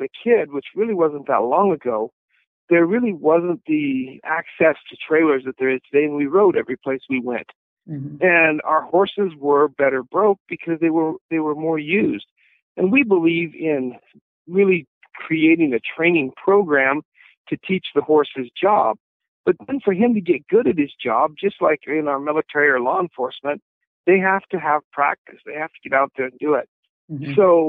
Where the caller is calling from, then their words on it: Wyoming, United States; Actually, I'm at home on the ranch in north central Wyoming, just enjoying some beautiful springtime weather.